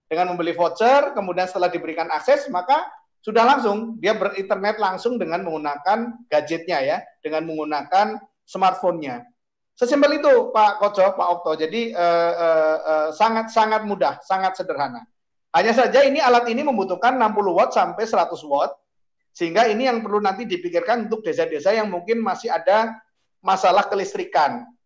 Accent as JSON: {"language": "Indonesian", "region": "Central Java", "country": "Indonesia", "said": "kalau saya membayangkan desa saya di Jawa Tengah sana"}